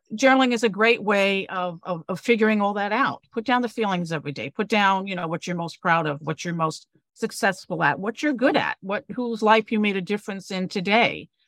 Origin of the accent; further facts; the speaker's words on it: New York City, New York, United States; moved away as an adult; also born or lived in Connecticut / Cape Cod, Massachusetts; I'm originally a New Yorker.